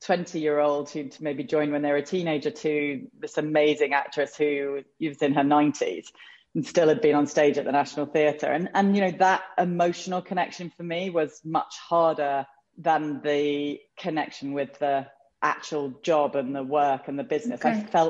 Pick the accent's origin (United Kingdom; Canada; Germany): United Kingdom; England; moved away as an adult; also born or lived in London; now in United States; I was born in England and raised there and, you know, had been there until we moved here, which was in December 2016